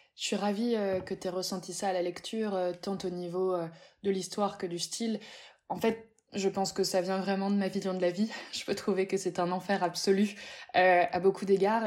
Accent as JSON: {"language": "French", "town": "Paris", "region": "Île-de-France", "country": "France", "tie": "born or raised there", "said": "J'ai grandi dans le 18e, j'ai grandi à Pigalle, je suis née là-bas"}